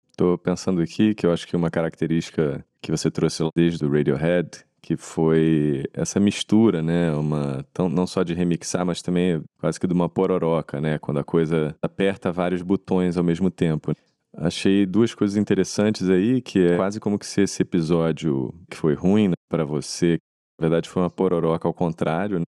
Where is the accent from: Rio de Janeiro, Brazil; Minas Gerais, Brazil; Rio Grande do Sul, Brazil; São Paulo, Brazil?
Rio de Janeiro, Brazil; eu sou carioca também